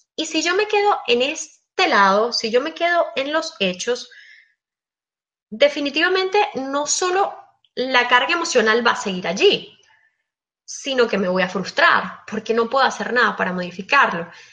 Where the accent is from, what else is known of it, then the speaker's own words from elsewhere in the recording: Venezuela; moved away as an adult; now in Belgium; Emigré, yo soy venezolana, actualmente estoy viviendo en Bélgica